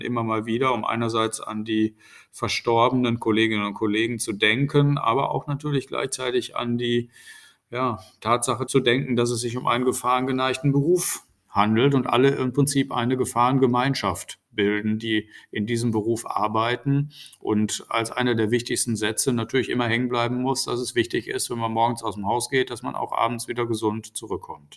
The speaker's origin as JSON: {"language": "German", "region": "North Rhine-Westphalia", "country": "Germany", "said": "in Nordrhein-Westfalen, wo ich ja herkomme"}